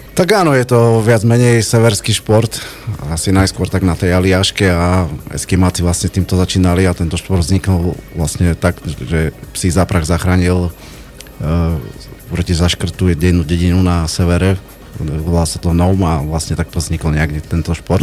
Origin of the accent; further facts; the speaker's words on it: eastern Slovakia, Slovakia; u nás na východe